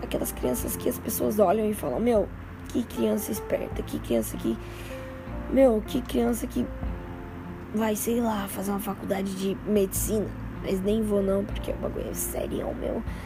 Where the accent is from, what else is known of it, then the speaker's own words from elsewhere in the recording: São Paulo, Brazil; Sou paulista, né? Sou, de, sou paulista